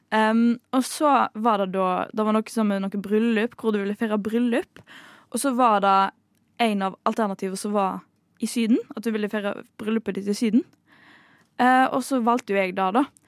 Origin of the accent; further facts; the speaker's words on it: Bømlo, Vestland, Norway; moved away; Bømlo der jeg kommer fra